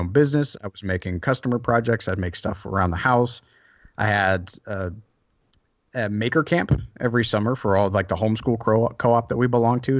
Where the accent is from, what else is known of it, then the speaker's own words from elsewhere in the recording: the South, United States; moved away; also born or lived in Seattle / Belgium; I grew up in the South